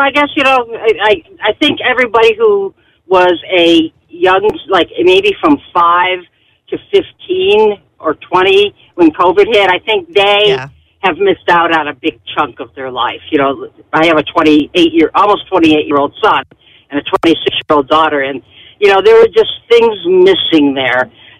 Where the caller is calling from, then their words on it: Henrietta, New York, United States; I'm in Henrietta right now on my way to downtown to work.